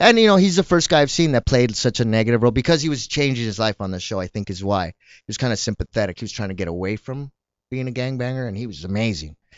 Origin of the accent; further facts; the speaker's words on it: El Paso, Texas, United States; moved away; also born or lived in Southgate, California / Paramount, California; I grew up in El Paso and then when I lived here, I lived in Southgate or Paramount